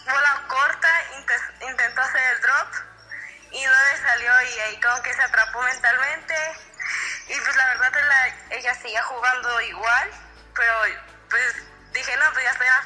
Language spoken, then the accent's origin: Spanish; Morelia, Michoacán, Mexico; now in Mérida, Mexico; yo empecé a jugar tenis a los 4 años en Morelia